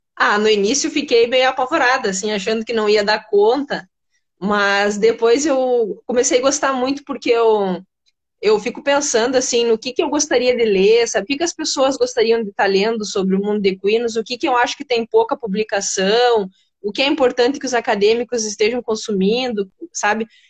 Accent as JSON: {"language": "Portuguese", "region": "Rio Grande do Sul", "country": "Brazil", "tie": "born or raised there", "said": "eu nasci aqui no Rio Grande do Sul mesmo"}